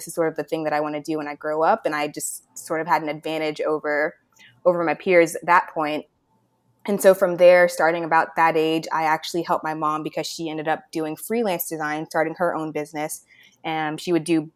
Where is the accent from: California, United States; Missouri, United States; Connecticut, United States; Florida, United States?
Florida, United States; Orlando; moved away as an adult; now in Cleveland, United States; I was actually born and raised in Orlando, Florida